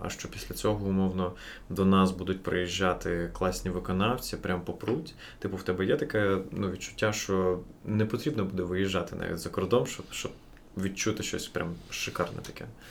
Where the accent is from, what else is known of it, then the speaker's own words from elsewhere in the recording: Kyiv, Ukraine; first language Russian; Ukrainian is a second language; я виріс в Києві у російськомовному оточенні, сам говорив російською з дитинства